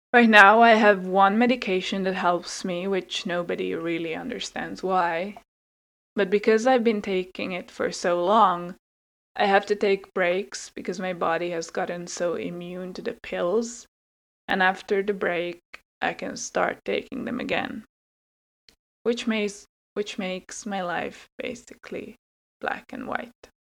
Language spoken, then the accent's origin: English; Hungary; English is a second language; moved away as an adult; also born or lived in Finland; I was born in Finland but grew up in Hungary